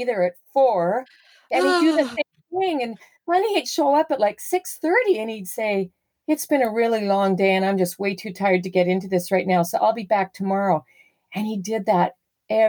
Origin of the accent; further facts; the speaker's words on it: Southern Alberta, Canada; moved away; I grew up in Southern Alberta, landlocked territory.